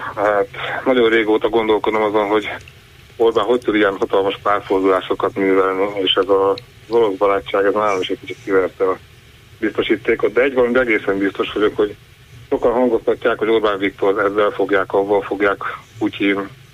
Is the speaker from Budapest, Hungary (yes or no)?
no; Fejér, Hungary; Én egy olyan faluba születtem, egy zsákfalu, fejér megyébe